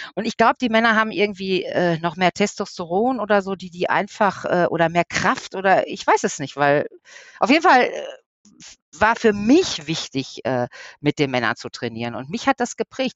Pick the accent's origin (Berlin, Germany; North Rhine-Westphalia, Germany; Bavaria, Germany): North Rhine-Westphalia, Germany; Ruhr area; hier bei uns im Ruhrpott